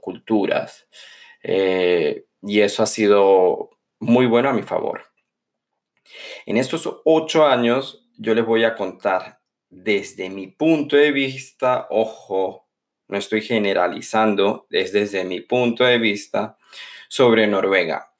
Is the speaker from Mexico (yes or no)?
no; San Cristóbal, Táchira, Venezuela; moved away as an adult; now in Norway; a mi ciudad natal, San Cristóbal